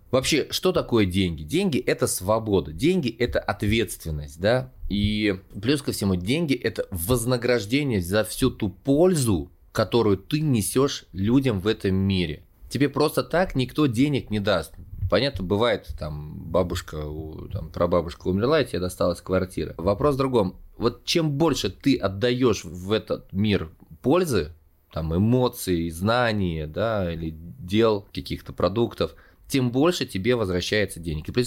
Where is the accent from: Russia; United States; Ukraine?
Russia; Kostroma, Kostroma Oblast; also born or lived in Saint Petersburg / Kazan / Spain; now in Moscow, Russia; из Костромы в Санкт-Петербург, потом пожил в Казани, в Испании, как я шучу, и вот, наконец-таки, я стал коренным москвичом.